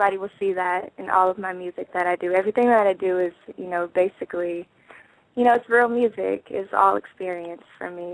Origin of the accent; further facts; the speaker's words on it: California, United States; I was born in Cali